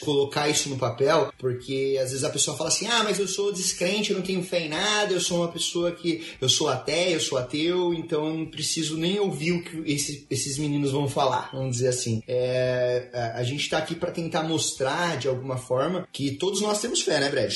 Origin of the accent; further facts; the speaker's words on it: Brazil; moved away as an adult; now in United States; Desde quando eu saí do Brasil